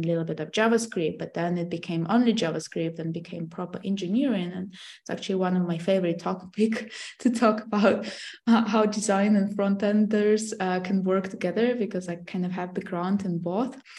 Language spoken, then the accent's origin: English; Russia; moved away; So I'm from Russia originally.